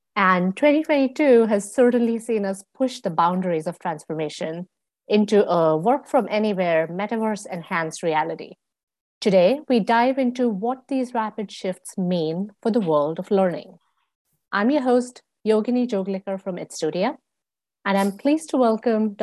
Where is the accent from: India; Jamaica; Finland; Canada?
India; moved away as an adult; also born or lived in United States; I grew up in India and so learning there looked very different compared to when I was a grad student in the US